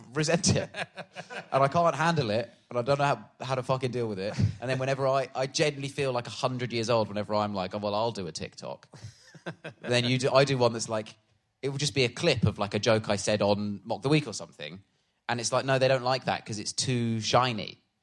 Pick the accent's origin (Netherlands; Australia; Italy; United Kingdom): United Kingdom; Swindon, South West England; moved away; also born or lived in Harpenden; I was born in Swindon